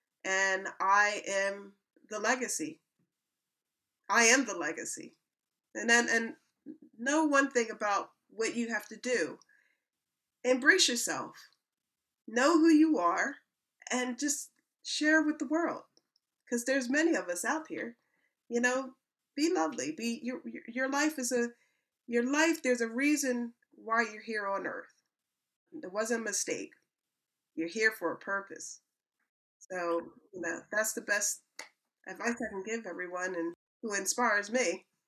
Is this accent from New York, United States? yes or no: no; Philadelphia, Pennsylvania, United States; now in United Kingdom; moving to England. I'm coming from Philadelphia, Pennsylvania.